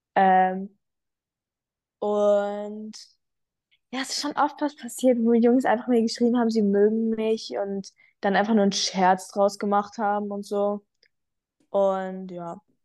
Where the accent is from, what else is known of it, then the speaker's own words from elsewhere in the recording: Frankfurt, Hesse, Germany; ich komme aus Frankfurt, ähm, näher